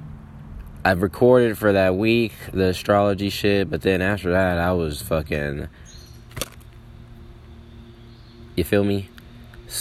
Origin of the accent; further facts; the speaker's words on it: Atlanta, Georgia, United States; also born or lived in Chicago, Illinois; I'm from Atlanta, from the cities. Chicago is my birthplace